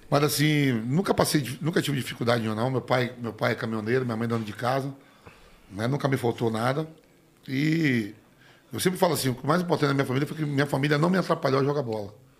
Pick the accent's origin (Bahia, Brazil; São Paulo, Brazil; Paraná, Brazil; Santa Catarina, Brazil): Bahia, Brazil; Salvador; moved away as an adult; also born or lived in Nazaré das Farinhas, Bahia; eu nasci em Nazaré e me criei no subúrbio de Salvador, né? No, em plataforma.